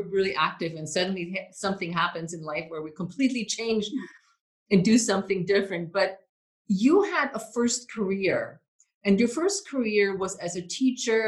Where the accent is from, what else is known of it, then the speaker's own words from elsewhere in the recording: Germany; English is a second language; moved away as an adult; now in United States; I am an immigrant from Germany. And I mean, when I came here to the US 30 years ago